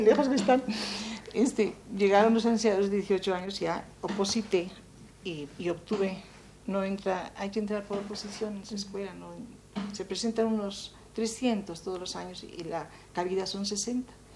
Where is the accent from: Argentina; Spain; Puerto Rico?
Spain; Soria, Castile and León; moved away as an adult; now in Mexico; soy de, un sitio muy frío que se llama Soria